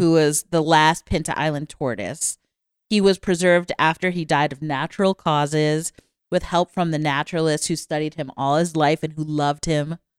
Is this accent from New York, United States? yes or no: yes; New York, United States; when I was a little kid growing up in New York